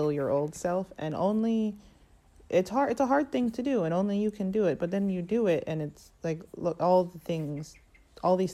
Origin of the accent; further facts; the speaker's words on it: United States; I'm from America